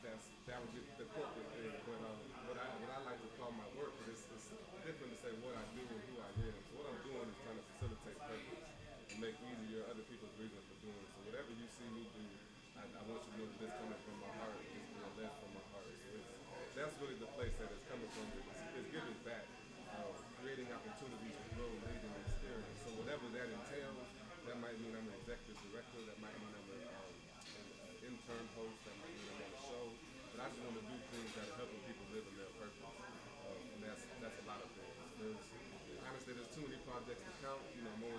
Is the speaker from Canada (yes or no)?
no; Indiana, United States; now in Hartsville, United States; I'm from Indiana